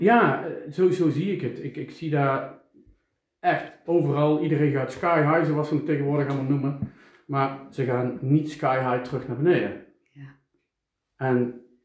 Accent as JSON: {"language": "Dutch", "town": "Eindhoven", "region": "North Brabant", "country": "Netherlands", "said": "ik kom uit Eindhoven"}